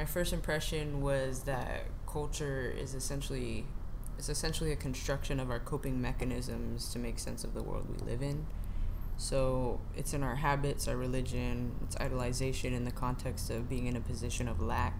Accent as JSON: {"language": "English", "town": "San Francisco", "region": "California", "country": "United States", "said": "I'm from the Bay"}